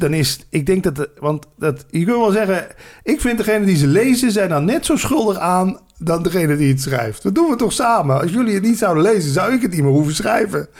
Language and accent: Dutch; Landgraaf, Limburg, Netherlands; moved away; also born or lived in Randstad; als Limburger